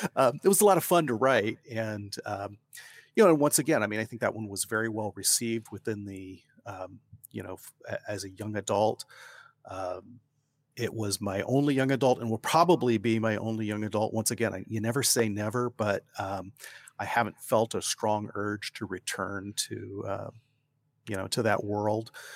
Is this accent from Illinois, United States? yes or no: no; Ohio, United States; moved away as an adult; now in Oregon, United States; I grew up in Ohio